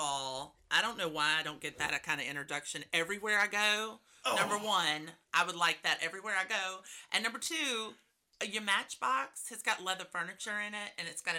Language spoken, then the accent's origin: English; Boyce, Louisiana, United States; We're both from Boise.